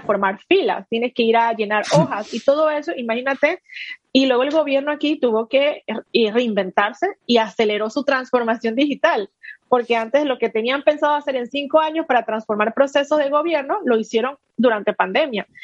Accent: Panama; also born or lived in United States; soy panameña

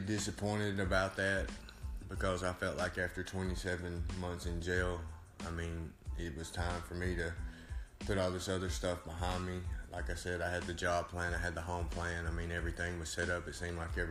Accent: Savannah, Tennessee, United States; I'm from Savannah, Tennessee, 36 years old.

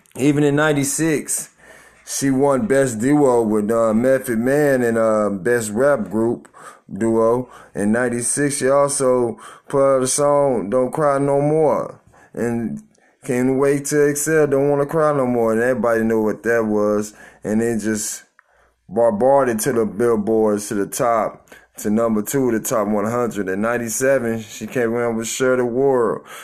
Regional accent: Tulsa, Oklahoma, United States; my hometown, Tulsa, Oklahoma

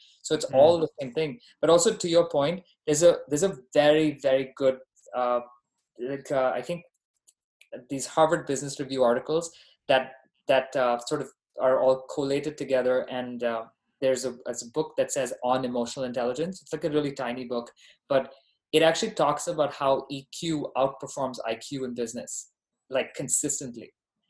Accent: Dubai, United Arab Emirates; also born or lived in Bahrain; now in United States; Yeah, no, I was born there. I grew up in Dubai. I'm Indian by ethnicity, Canadian by citizenship, and American by residence.

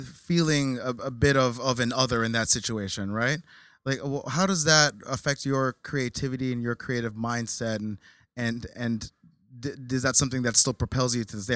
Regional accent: New Jersey, United States; I grew up in Jersey.

